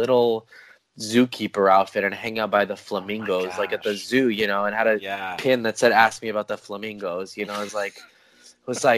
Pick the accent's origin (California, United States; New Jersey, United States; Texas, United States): California, United States; Los Angeles; I'm from Frogtown, which is in Northeast LA.